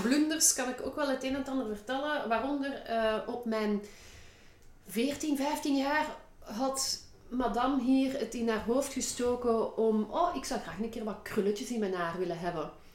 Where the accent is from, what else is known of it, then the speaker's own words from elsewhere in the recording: Brussels, Brussels-Capital Region, Belgium; accent: Brussels; typisch mijn Brussels accent